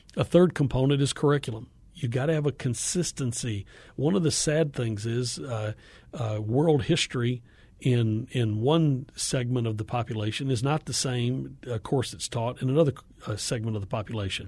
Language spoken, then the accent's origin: English; Appalachia, Northeast Georgia, United States; moved away; I grew up in Appalachia, uh, Northeast Georgia